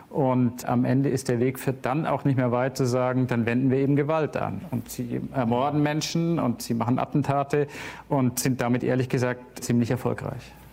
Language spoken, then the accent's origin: German; Bavaria, Germany; Ich bin ja in Bayern aufgewachsen und in den frühen 80er Jahren hatten wir dort zunächst das Phänomen der Wehrsportgruppe Hoffmann.